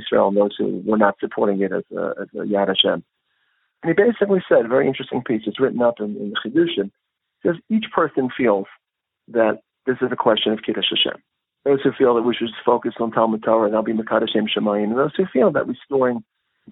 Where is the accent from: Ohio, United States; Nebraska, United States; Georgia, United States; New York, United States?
New York, United States; New York City; I grew up in Brooklyn